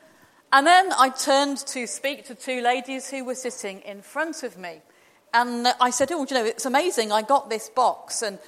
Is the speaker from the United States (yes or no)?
no; Glasgow, Scotland, United Kingdom; And I said, well, you know, despite the accent, I'm from Glasgow.